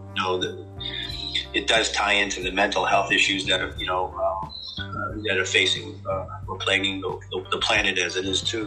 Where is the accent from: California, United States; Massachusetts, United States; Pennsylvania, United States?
Massachusetts, United States; Boston; now in Buffalo, United States; I'm originally from Boston, Massachusetts, and um, I currently reside with my family in Buffalo, New York.